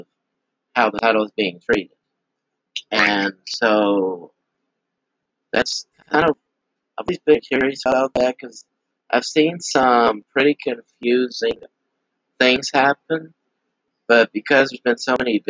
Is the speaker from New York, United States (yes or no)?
no; Eunice, Louisiana, United States; I am from Eunice, Louisiana